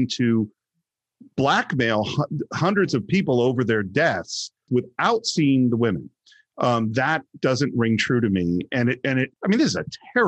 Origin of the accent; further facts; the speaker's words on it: San Francisco Bay Area, California, United States; I grew up in the San Francisco Bay Area in the 70s after the hippie movement.